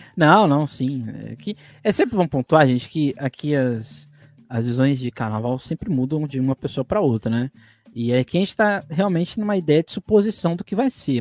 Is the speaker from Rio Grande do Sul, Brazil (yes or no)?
no; São Paulo, Brazil; eu sou do Grajão, né, nasci lá